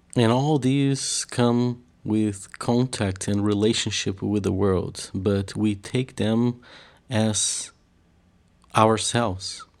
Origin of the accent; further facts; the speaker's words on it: Curitiba, Paraná, Brazil; I come from the south of Brazil in a city called, uh, Curitiba